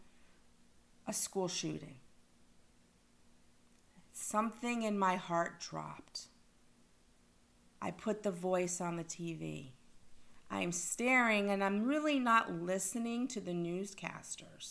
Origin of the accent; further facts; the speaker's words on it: Parkland, Florida, United States; I'm from Parkland, Florida